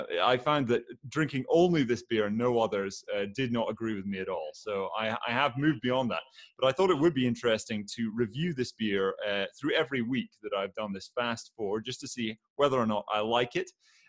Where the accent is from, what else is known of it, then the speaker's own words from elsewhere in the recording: Aberdeen, Scotland, United Kingdom; I am from Aberdeen, which is a big oil town